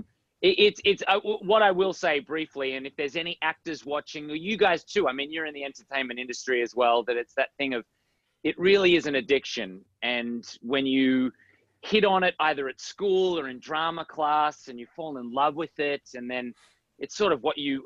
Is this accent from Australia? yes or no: yes; Australia; moved away as an adult; also born or lived in United States; I grew up in Australia.